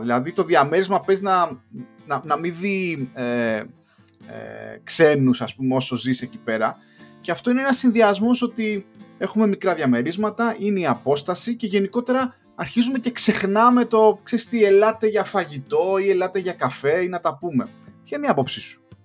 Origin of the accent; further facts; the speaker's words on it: Greece; moved away as an adult; also born or lived in Luxembourg; now in London, United Kingdom; εμεί οι Έλληνε